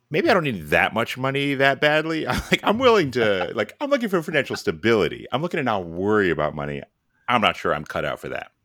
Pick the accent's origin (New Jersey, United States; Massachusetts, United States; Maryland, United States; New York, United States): New York, United States; New York City; moved away as an adult; also born or lived in California; now in Boston, United States; we met in high school in New York